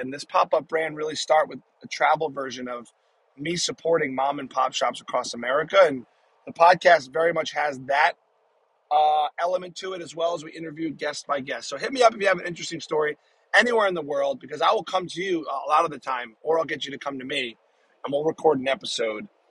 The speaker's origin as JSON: {"language": "English", "region": "New Jersey", "country": "United States", "tie": "born or raised there", "moved": "yes", "said": "my home state of New Jersey"}